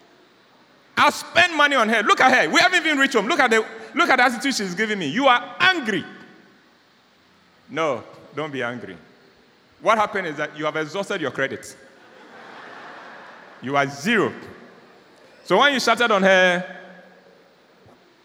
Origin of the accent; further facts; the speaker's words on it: Ghana; I'm a Ghanaian